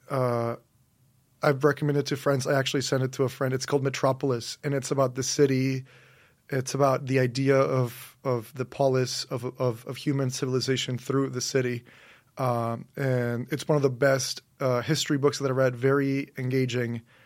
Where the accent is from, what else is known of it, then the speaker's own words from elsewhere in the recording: Monterrey, Nuevo León, Mexico; moved away; also born or lived in St Andrews, Scotland; I'm from Monterrey, Mexico. So that's in the northeast of Mexico.